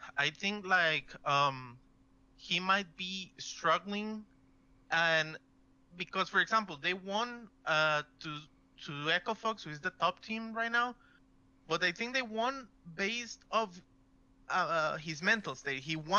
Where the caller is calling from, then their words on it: Costa Rica; I'm calling from Costa Rica.